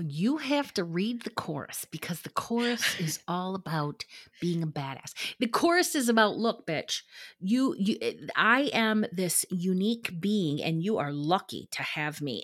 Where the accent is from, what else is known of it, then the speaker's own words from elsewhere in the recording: Midwest, United States; moved away; growing up in the Midwest